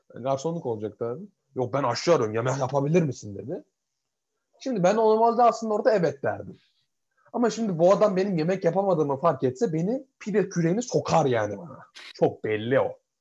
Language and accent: Turkish; Turkey; moved away as an adult; now in Edinburgh, United Kingdom; ben Türk'üm